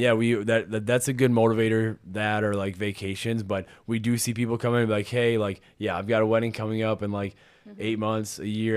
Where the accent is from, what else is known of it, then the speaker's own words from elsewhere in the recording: Pemberton, Minnesota, United States; also born or lived in Saint Clair, Minnesota; I am originally from Pemberton.